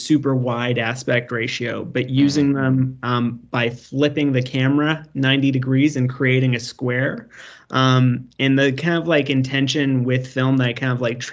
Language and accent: English; Canada; I'm Canadian